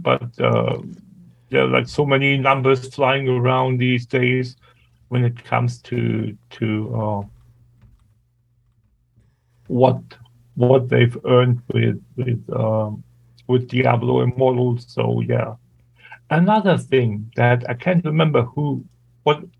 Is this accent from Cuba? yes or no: no; Germany; English is a second language